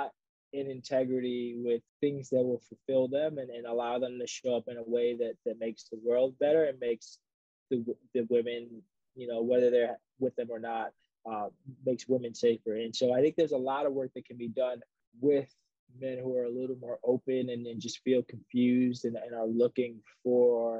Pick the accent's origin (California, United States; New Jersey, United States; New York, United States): New York, United States; New York City; I grew up in the Bronx